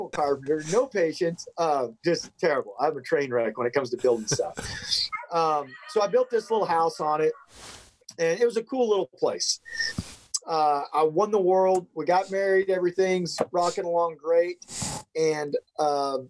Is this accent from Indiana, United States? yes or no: no; Nebraska, United States; also born or lived in Belton/Temple/Killeen area, Texas; now in Texas, United States; When I was eight, we moved to Nebraska. And that's where I, from the time I was, that's what I consider where I grew up. From 8 to 18, we were in Nebraska.